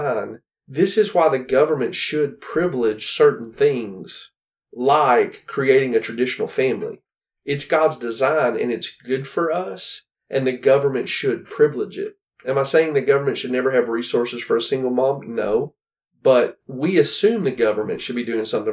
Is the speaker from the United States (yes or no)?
yes; United States; me as an American